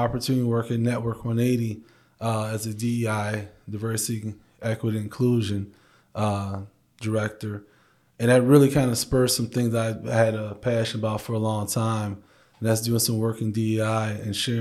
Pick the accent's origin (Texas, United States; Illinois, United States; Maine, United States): Illinois, United States; Chicago; moved away as an adult; now in Grand Rapids, United States; I grew up in Chicago, grew up in a single parent home, grew up in the projects